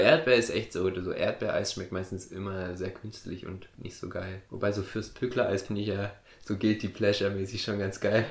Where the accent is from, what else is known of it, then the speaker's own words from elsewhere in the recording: a village on the Ammertal railway line, Baden-Württemberg, Germany; ich bin ja auf dem Dorf groß geworden